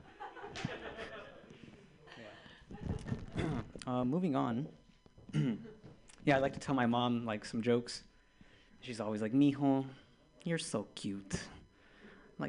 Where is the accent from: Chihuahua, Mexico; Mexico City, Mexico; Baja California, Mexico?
Baja California, Mexico; Tijuana; I'm from the border, man. I'm from Tijuana.